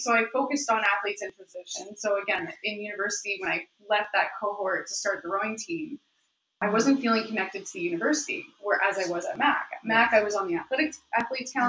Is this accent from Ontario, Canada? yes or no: yes; Oshawa, Ontario, Canada; moved away as an adult; also born or lived in Australia; now in Montreal, Canada; I'm from the Dirty Schwa. Ontario